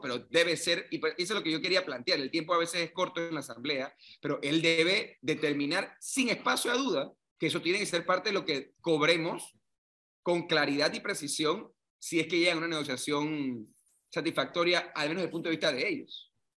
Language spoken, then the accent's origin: Spanish; Panama; que somos todos los panameños